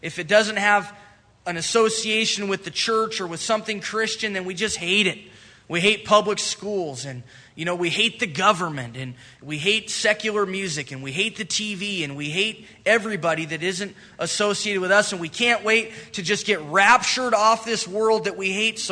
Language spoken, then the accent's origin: English; United States